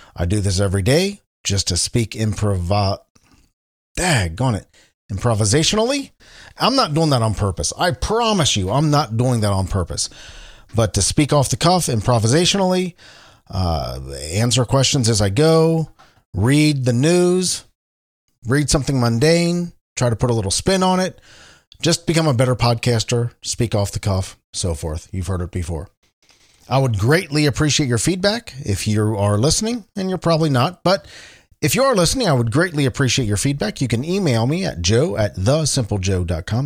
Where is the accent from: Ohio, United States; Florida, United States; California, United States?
Ohio, United States; Cincinnati; Cincinnati, Ohio, my hometown, and where I am recording this from.